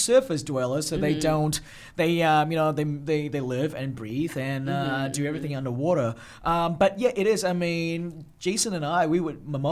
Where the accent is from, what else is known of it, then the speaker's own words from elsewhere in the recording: Australia; also born or lived in Malaysia; I was born in Malaysia. Yeah. I grew up in Australia